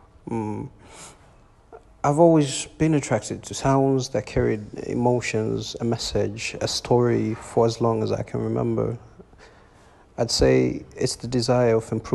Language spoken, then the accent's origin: English; Tanzania; also born or lived in Arusha; an Afro Fusion artist from Tanzania, East Africa